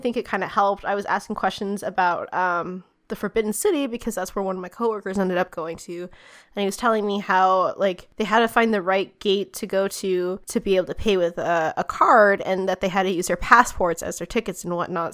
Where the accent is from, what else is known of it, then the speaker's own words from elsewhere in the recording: United States; as an American